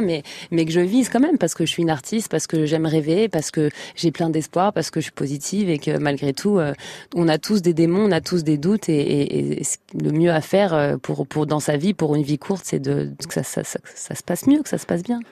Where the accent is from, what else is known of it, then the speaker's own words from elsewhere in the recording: Trappes, Île-de-France, France; j'ai grandi à Trappes dans le 118 dans une famille modeste